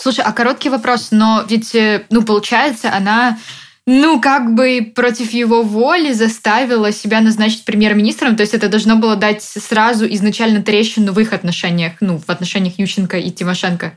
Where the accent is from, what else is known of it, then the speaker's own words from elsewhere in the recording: Odesa, Odesa Oblast, Ukraine; я как человек из Одессы, да, в нашем городе все голосовали за Януковича